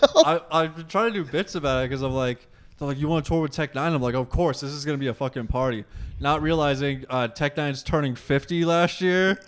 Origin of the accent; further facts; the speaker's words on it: Massachusetts, United States; We're all from Massachusetts